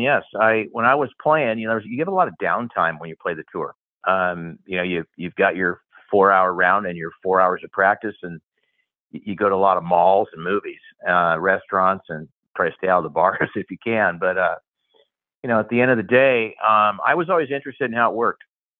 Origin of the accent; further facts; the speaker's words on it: Portland, Oregon, United States; I'm from Portland, Oregon, is where I grew up, and went to school at the University of Oregon.